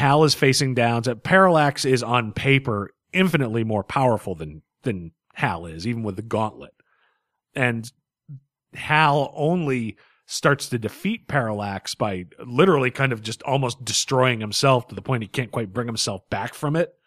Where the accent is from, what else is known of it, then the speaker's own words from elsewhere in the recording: United States; I'm an American